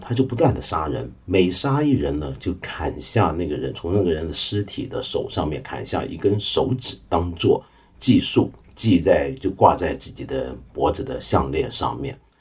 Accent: China; 我们中国人

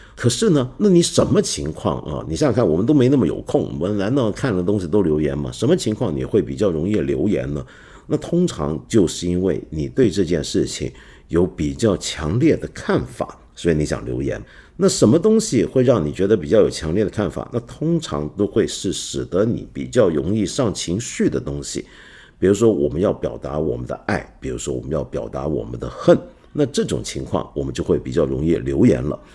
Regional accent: Taiwan; moved away; 我小时候在台湾的时候

